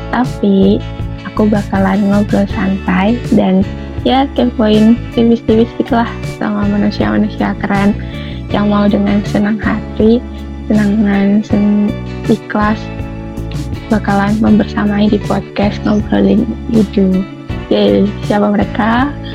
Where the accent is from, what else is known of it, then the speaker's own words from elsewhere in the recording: Pemalang, Central Java, Indonesia; asalku dari Pemalang